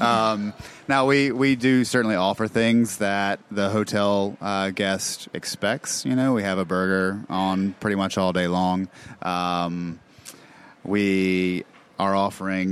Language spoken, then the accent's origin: English; Charlotte, North Carolina, United States; also born or lived in Mississippi; I'm from Charlotte. Like I was born and raised here